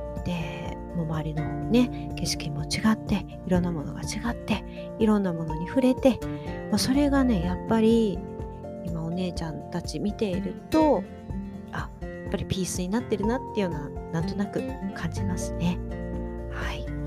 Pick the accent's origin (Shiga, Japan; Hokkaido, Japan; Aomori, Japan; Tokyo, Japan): Shiga, Japan; moved away; 私の実家にある滋賀の方